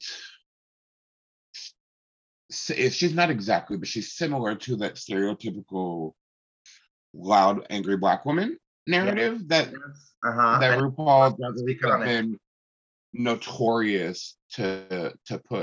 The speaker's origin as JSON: {"language": "English", "region": "West Coast", "country": "United States", "tie": "born or raised there", "said": "I am multiracial growing up on the West Coast"}